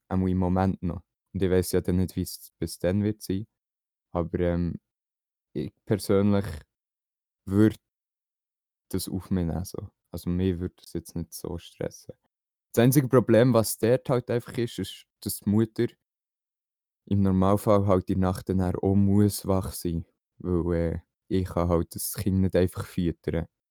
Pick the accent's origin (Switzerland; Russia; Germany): Switzerland; bei uns in der Schweiz